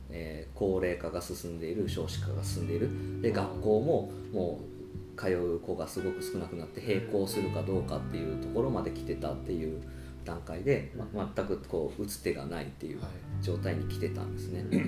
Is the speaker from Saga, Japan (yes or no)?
yes; Arita, Saga, Japan; moved away as an adult; もともと有田出身なんですけど